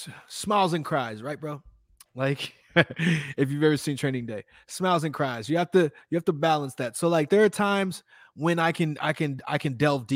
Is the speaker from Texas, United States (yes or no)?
yes; Houston, Texas, United States; born there; also born or lived in Austin, United States; I was born in Houston, but I lived in Austin for a little bit